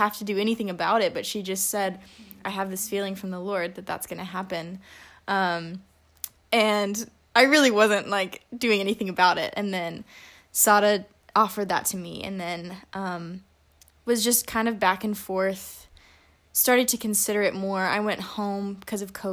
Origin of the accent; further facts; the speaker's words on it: Alabama, United States; I am from Sweet Home, Alabama.